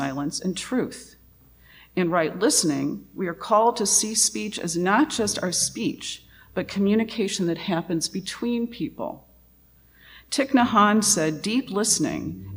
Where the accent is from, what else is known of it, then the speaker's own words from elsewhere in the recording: Louisiana, United States; I come from Louisiana, and my family is a mixture of Louisiana Cajun and East Texas Welsh.